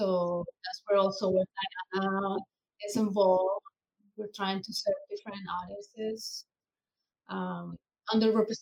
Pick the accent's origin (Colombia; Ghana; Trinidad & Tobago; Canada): Colombia; moved away as an adult; now in United States; I grew up in Colombia, South America. So it was a very large city with about 9 million people.